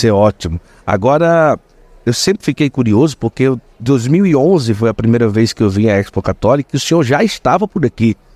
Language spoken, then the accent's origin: Portuguese; Brusque, Santa Catarina, Brazil; moved away as an adult; also born or lived in Corupá; now in São Paulo, Brazil; sou catarinense de Brusque